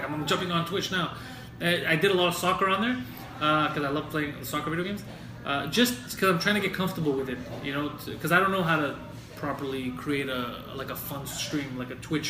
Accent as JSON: {"language": "English", "town": "Montreal", "region": "Quebec", "country": "Canada", "said": "I'm from Park X. I'm a Greek guy."}